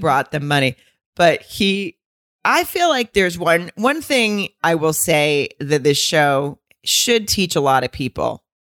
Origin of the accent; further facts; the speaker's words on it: Arkansas, United States; people I knew, like, growing up in Arkansas